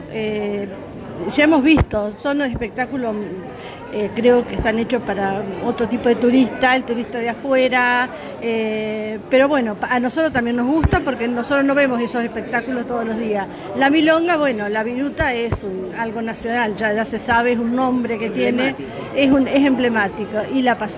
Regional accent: San Nicolás, Buenos Aires Province, Argentina; Eh, San Nicolás.

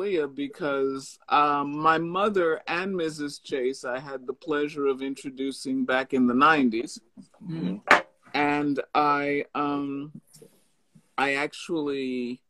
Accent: United States; I usually tell people I am American in passport.

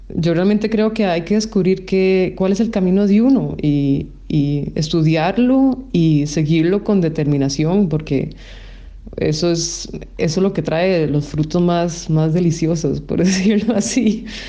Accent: Costa Rica; moved away as an adult; yo crecí y nací en Costa Rica

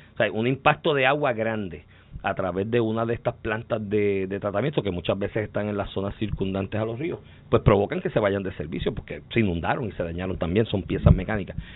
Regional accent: Comerío, Puerto Rico; Yo me crié en Comerío.

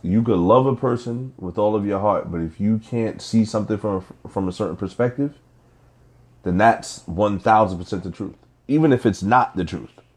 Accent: Nigeria; I'm Nigerian.

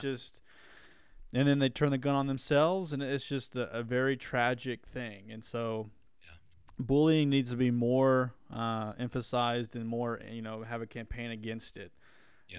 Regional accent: Wilburton, Oklahoma, United States; moved away; it's my hometown, so I always love it. I go back

